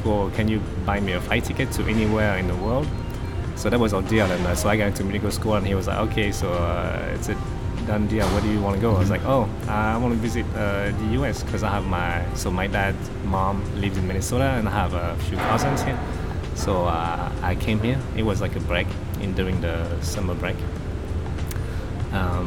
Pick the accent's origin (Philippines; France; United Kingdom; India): France; moved away; I was born and raised in France